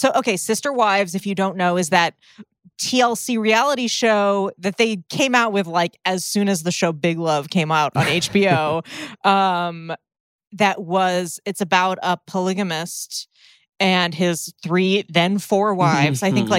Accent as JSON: {"language": "English", "country": "United States", "said": "Because we're Americans."}